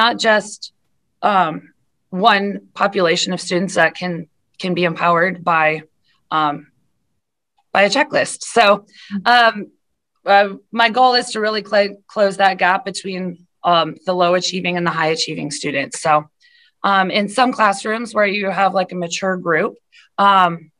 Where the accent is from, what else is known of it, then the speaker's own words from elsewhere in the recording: South Dakota, United States; moved away as an adult; also born or lived in Iowa / Washington, D.C.; I am a South Dakota girl through and through. I grew up in South Dakota